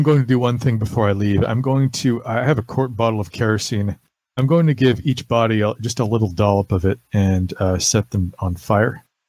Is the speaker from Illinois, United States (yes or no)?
no; New Jersey, United States; No. I'm from New Jersey.